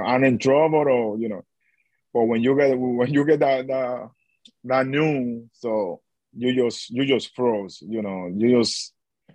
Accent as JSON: {"language": "English", "country": "Dominican Republic", "second_language": "English", "moved": "as an adult", "said": "I'm from the Dominican Republic"}